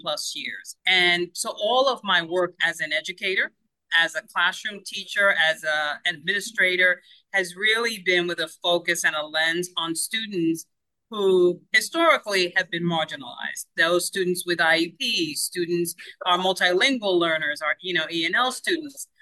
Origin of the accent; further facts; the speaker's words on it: Cuba; first language Spanish; English is a second language; now in United States; forever second language learner born in Cuba. And so my first language is Spanish.